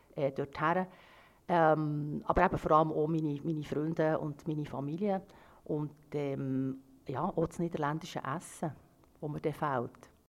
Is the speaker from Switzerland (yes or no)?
yes; Switzerland; ich ja in der Schweiz geboren bin